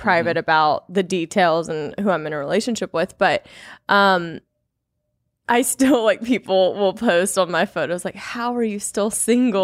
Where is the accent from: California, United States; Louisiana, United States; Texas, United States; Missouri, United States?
Louisiana, United States; moved away; I'm from Louisiana originally